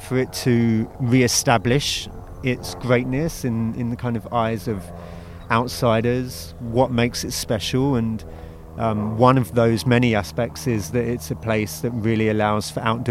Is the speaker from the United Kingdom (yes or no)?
yes; Croydon, London, United Kingdom; now in San Francisco, United States; I'm from Croydon in South London.